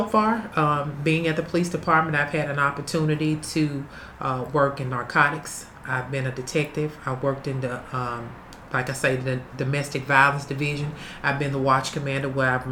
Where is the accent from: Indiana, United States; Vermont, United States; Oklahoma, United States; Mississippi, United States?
Mississippi, United States; Vicksburg; also born or lived in Detroit, Michigan; I am from Vicksburg, Mississippi, an original native